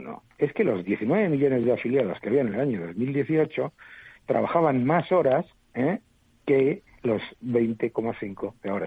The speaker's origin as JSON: {"language": "Spanish", "country": "Spain", "said": "somos los españoles"}